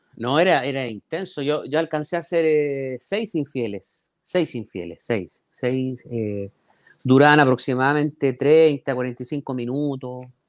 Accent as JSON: {"language": "Spanish", "town": "Talcahuano", "region": "Biobío", "country": "Chile", "tie": "born or raised there", "moved": "yes", "lives_now": "Santiago, Chile", "said": "Yo lo mejor de Talcahuano me, me lo llevé desde, desde mi niñez. O sea, yo los recuerdos más lindos que tengo de, Talcahuano son mi niñez"}